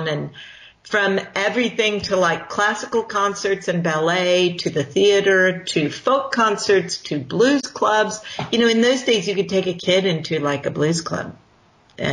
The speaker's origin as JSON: {"language": "English", "town": "Chicago", "region": "Illinois", "country": "United States", "tie": "born or raised there", "moved": "yes", "lives_now": "Los Angeles, United States", "said": "I grew up in Chicago"}